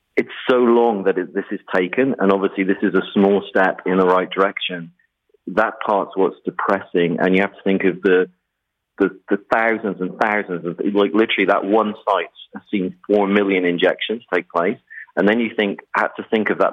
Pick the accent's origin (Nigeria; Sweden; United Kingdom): United Kingdom; England; moved away; I'm from England